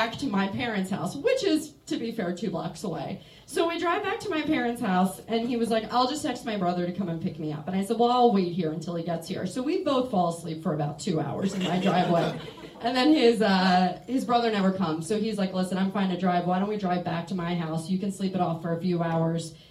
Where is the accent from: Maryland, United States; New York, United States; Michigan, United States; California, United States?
Maryland, United States; moved away as an adult; now in Chicago, United States; I'm from Maryland, and I moved to Chicago like 7 years ago, 6 years ago